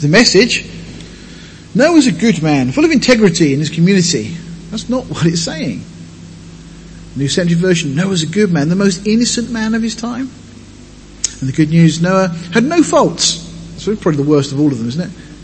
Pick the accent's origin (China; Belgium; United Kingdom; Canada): United Kingdom; Deal, South East England; moved away; I come from Deal in Kent, living right on the edge of the White Cliffs.